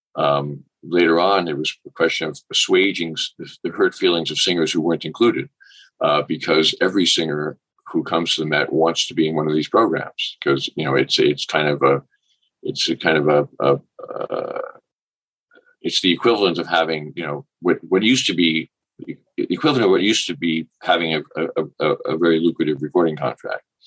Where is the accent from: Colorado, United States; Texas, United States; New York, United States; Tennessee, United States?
New York, United States; New York City; I grew up in New York City